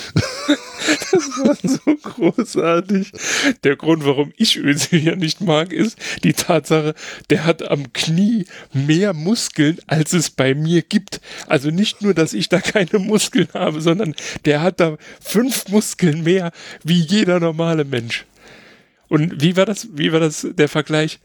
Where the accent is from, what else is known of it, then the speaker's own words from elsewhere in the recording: Germany; als Deutscher